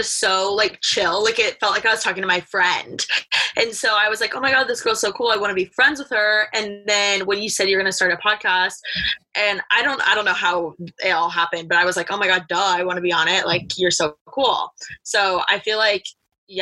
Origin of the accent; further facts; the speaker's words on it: Bloomington, Indiana, United States; moved away as an adult; now in Los Angeles, United States; I'm from Bloomington, Indiana, born and raised a Midwest girl, moved to LA to go to the fashion school